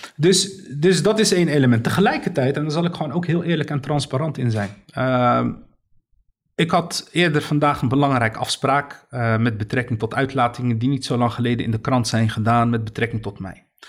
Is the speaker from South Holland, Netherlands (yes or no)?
yes; Rotterdam, South Holland, Netherlands; Ik ben geboren en getogen in Rotterdam.